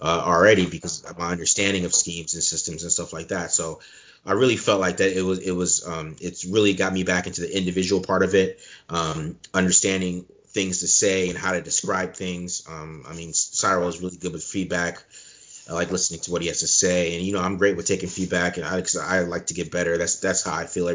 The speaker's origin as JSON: {"language": "English", "town": "Chandler", "region": "Arizona", "country": "United States", "tie": "born or raised there", "also_born_or_lived": "Germany", "said": "I'm from Chandler, Arizona. I'm not born here. I was born in Germany"}